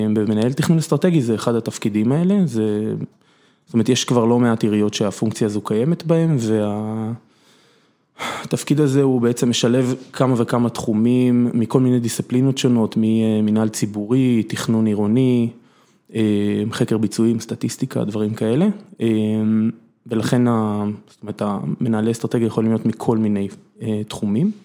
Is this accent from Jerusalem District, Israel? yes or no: no; Kokhav Mikha'el, Southern District, Israel; also born or lived in Kibbutz Mefalsim; אני נולדתי בקיבוץ מפלסים, גדלתי במושב כוכב מיכאל